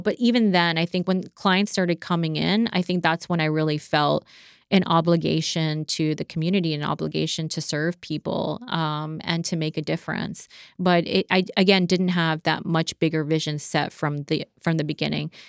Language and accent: English; Maryland, United States; also born or lived in Las Cruces, New Mexico; now in South Florida, United States; I grew up in Maryland for most of my life.